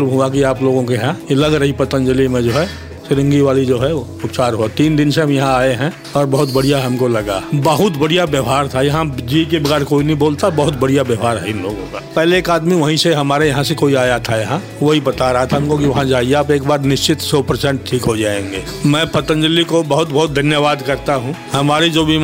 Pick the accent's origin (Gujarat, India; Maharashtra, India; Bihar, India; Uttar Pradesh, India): Maharashtra, India; Nagpur; मैं नागपुर से आया हूँ मेरी उम्र तीस साल है